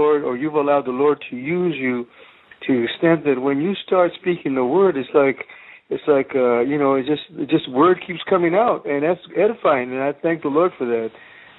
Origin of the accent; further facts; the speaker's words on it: Houston, Texas, United States; moved away; Yeah, we're originally from down south. We're from Houston.